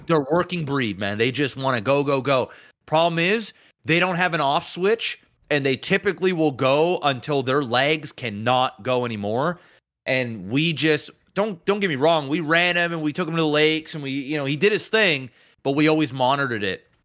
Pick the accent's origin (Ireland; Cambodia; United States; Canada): Canada; it's the part of being Canadian I do not like